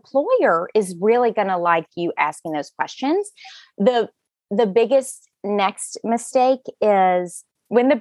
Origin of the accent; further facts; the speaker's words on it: Alabama, United States; moved away as an adult; also born or lived in Virginia; I'm from Alabama